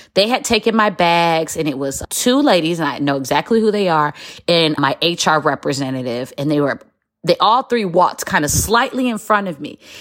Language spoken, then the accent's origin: English; Detroit, Michigan, United States; moved away as an adult; also born or lived in Chicago, United States / Qatar; I'm from Metro Detroit